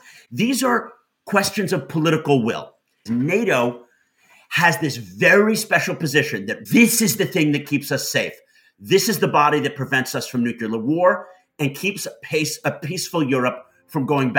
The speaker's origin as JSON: {"language": "English", "region": "New York", "country": "United States", "tie": "born or raised there", "said": "in my hometown of New York."}